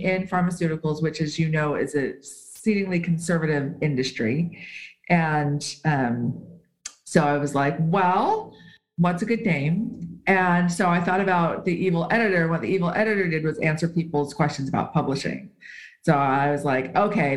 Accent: United States; first language English; moved away as an adult; also born or lived in California / Southern Utah; now in Switzerland; I am American. I intend to return to the States one day, but I live in Switzerland.

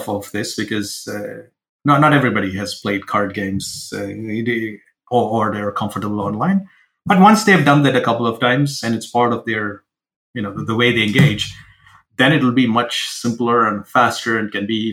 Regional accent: India; now in Seattle, United States; I come from India

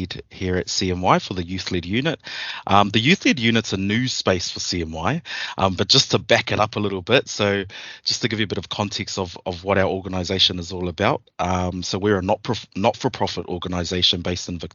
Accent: New Zealand; moved away as an adult; now in Melbourne, Australia; So I am originally from New Zealand

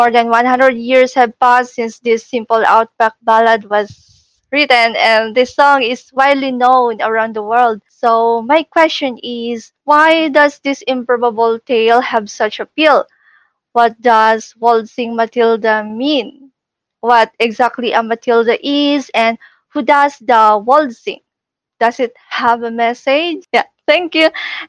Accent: Philippines; I'm from the Philippines.

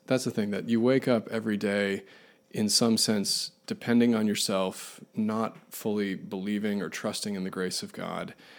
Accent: Buffalo, New York, United States; I grew up in Buffalo, New York, uh, fittingly born in a blizzard in January

